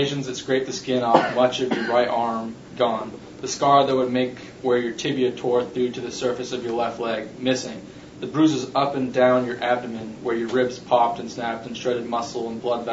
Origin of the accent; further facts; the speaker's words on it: Seattle, Washington, United States; I'm from Seattle.